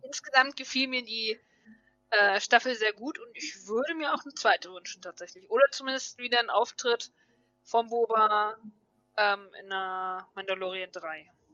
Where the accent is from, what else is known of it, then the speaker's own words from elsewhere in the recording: Hanover, Lower Saxony, Germany; bin 39 aus Hannover